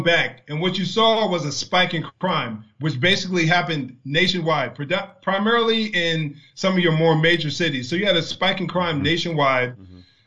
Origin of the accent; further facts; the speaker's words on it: New Jersey, United States; I'm from New Jersey